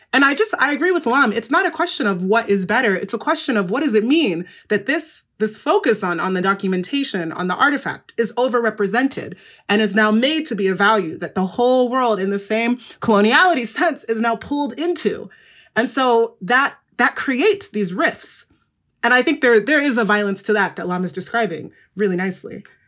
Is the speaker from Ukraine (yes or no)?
no; Igbo, Igboland, Nigeria; I'm from the Igbo group, which is in, um, Nigeria